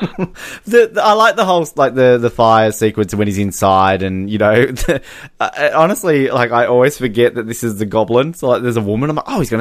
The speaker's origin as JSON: {"language": "English", "country": "Australia", "said": "I'm Australian"}